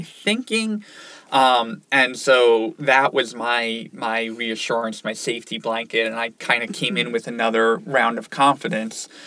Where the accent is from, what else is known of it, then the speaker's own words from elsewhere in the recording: Ocean City, New Jersey, United States; moved away as an adult; now in Syracuse, United States; I grew up in Ocean City, New Jersey.